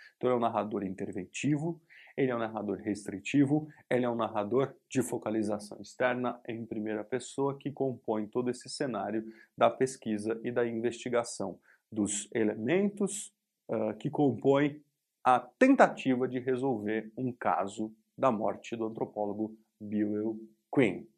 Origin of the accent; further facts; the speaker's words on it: Brazil; nós somos brasileiros